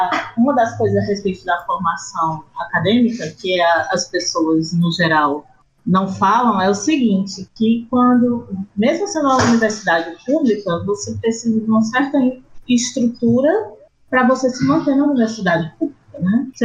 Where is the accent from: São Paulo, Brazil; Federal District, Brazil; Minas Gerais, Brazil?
Federal District, Brazil; Brasília; Não, eu sou brasiliense